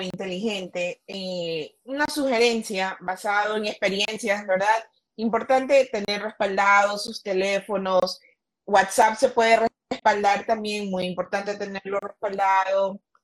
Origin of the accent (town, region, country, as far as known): Ecuador